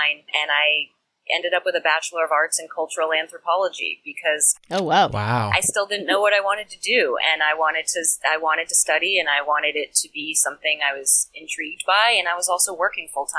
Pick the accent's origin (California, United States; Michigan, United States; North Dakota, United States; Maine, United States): Maine, United States; Central; I'm from Central Maine